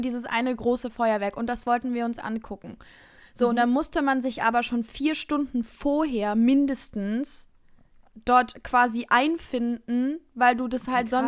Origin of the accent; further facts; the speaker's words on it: Baden-Württemberg, Germany; moved away; Richtung Baden-Württemberg begeben in meine Heimat